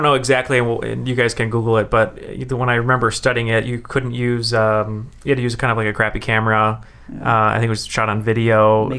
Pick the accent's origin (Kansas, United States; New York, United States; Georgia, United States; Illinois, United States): Georgia, United States; Atlanta; So I was born in Atlanta